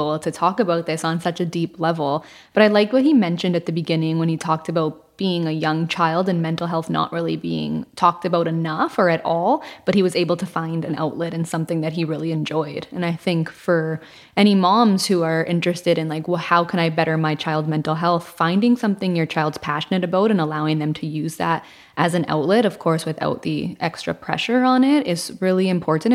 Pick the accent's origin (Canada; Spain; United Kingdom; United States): Canada; Toronto, Ontario; I am from Toronto